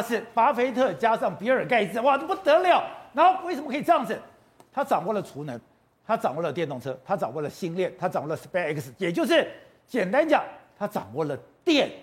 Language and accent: Chinese; Taipei, Taiwan; 我是天龙国的人，我台北人